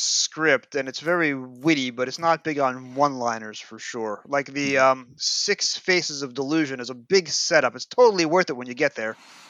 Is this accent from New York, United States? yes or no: yes; New York City, New York, United States; accent: Brooklyn; thick New York accent; moved away as an adult; also born or lived in Midwest; I've lived away from New York for long stretches of my life, and I've picked up some mannerisms from other states that I've lived in. However, it's hard to get rid of the Brooklyn.